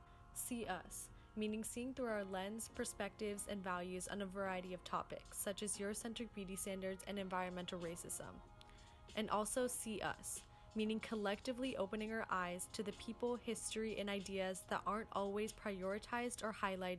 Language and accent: English; United States; I'm Indian American.